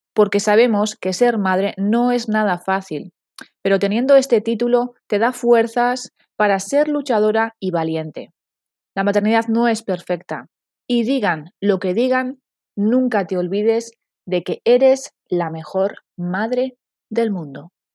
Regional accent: San Sebastián, Basque Country, Spain; Tengo 39 años y soy de San Sebastián.

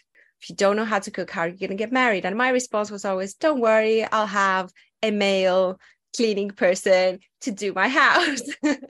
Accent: Athens, Attica, Greece; English is a second language; also born or lived in other European countries; I grew up in Athens, Greece. Of course, I'm not your stereotypical Greek person because my dad was in the Air Force. So we moved around a lot.

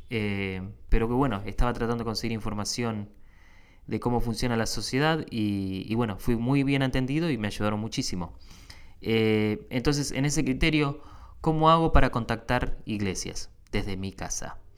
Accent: Argentina; now in United States; vengo de Argentina, que tiene 40 millones de habitantes, y llegas a un país donde hay 10 eh, veces más, casi, 300 y pico de millones

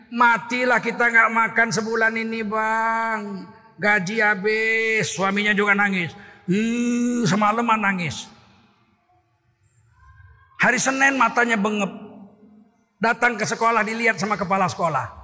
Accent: Tanjung Sari, Indonesia; Dulu di kampung saya di Tanjung Sari, saya sudah guru di Muhammadiyah.

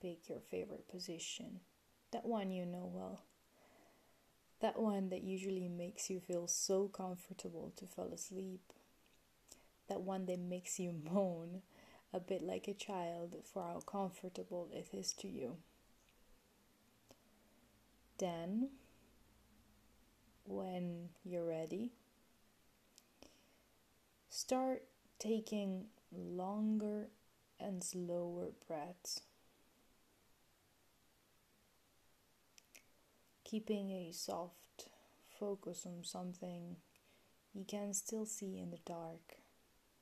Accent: Italy; English is a second language; moved away; I'm originally from Italy, in case you were already wondering about my accent

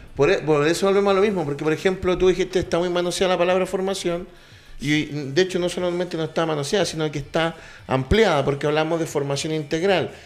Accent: Chile; como hinchas chilenos

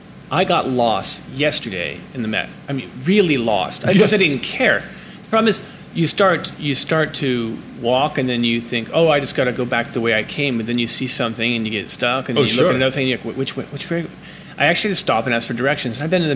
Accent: Ohio, United States; Oh, yeah, from Ohio. So I had no connection at all to real art.

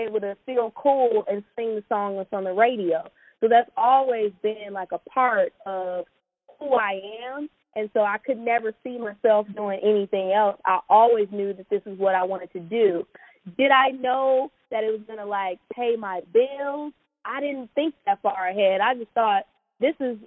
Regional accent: Orange County, California, United States; also born or lived in Inglewood, California; I grew up in Orange County, but I was in Inglewood 4 days out of the week

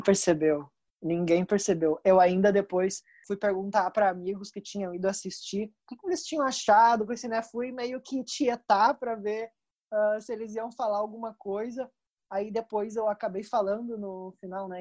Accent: Rio Grande do Sul, Brazil; eu sou do Rio Grande do Sul

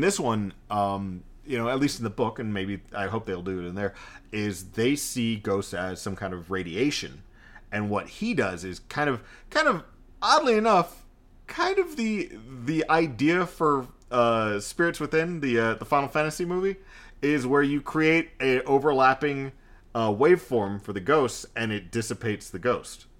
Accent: Texas, United States; I'm Texan.

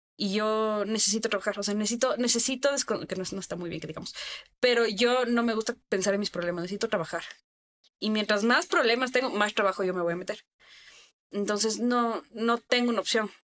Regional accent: Ecuador; estamos en Ecuador. Es un país que yo amo mi país. Amo mi país. O sea, yo de verdad me empapo de orgullo decir yo soy ecuatoriana

